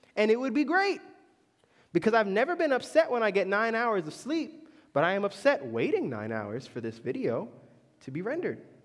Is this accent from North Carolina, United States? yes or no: no; Orlando, Florida, United States; moved away; growing up in Orlando